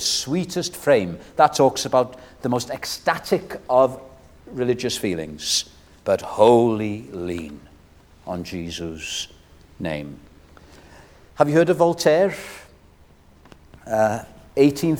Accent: Wales, United Kingdom; I'm a Welshman

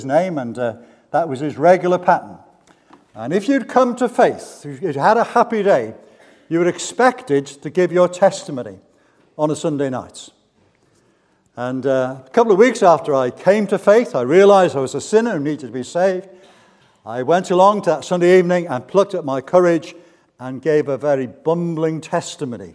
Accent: Barry, Wales, United Kingdom; I was brought up in Barry, that famous town just down the road.

